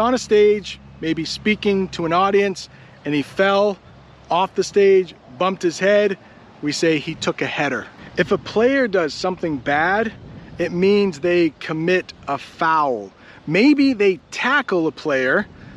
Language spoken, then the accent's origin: English; United States; I'm an American